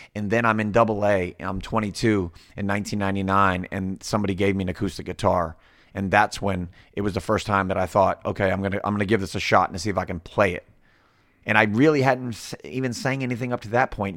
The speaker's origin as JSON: {"language": "English", "region": "Florida", "country": "United States", "tie": "born or raised there", "also_born_or_lived": "Villa Hills, Kentucky", "said": "I'm back and forth between that and my hometown in Florida"}